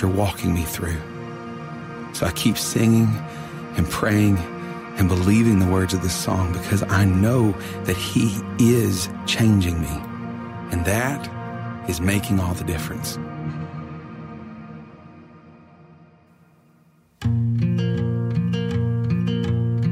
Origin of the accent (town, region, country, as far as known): Houston area, Texas, United States; born or raised there